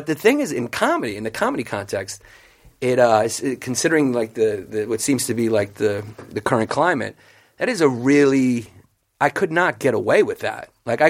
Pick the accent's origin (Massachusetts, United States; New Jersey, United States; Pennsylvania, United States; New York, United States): New York, United States; New York City; I grew up in New York.